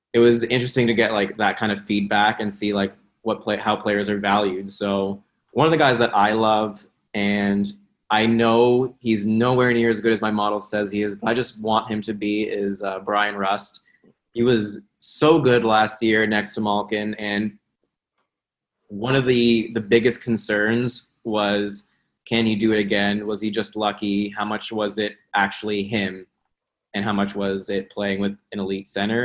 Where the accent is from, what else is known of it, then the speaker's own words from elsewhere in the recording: Toronto, Ontario, Canada; I'm I'm from Toronto.